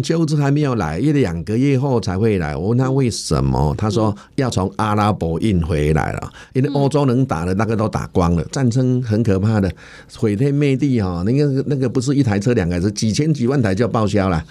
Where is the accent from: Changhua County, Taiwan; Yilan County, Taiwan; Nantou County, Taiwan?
Changhua County, Taiwan; 在我们彰化这边呢